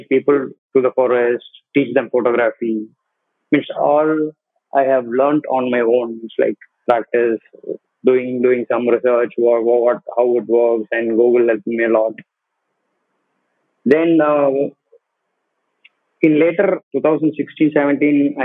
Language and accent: English; Coimbatore, Tamil Nadu, India; also born or lived in Valparai, Tamil Nadu / Kerala / United Kingdom; brought up in Coimbatore with my granny.